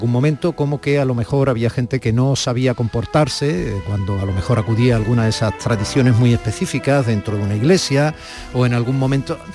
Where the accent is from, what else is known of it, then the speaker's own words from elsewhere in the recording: Málaga, Andalusia, Spain; now in Logroño, Spain; lo que hizo que yo pasara de nuevo mi infancia en, en Málaga, en Andalucía, porque no podía